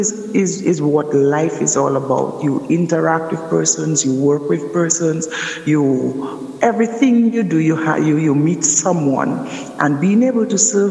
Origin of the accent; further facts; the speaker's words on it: Roseau, Dominica; I'm from Dominica. I'm from the city of Roseau